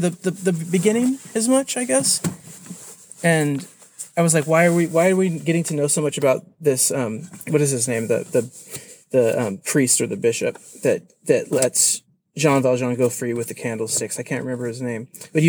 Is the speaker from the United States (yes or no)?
yes; California, United States; moved away; also born or lived in Mexico; I come from California, and my parents were in the commercial fishing industry, so I grew up living on boats a lot, and we on both sides of the border